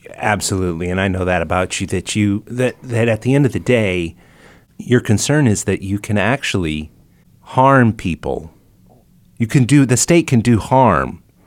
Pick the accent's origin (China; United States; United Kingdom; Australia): United States; I didn't have a say on whether I'm an American or not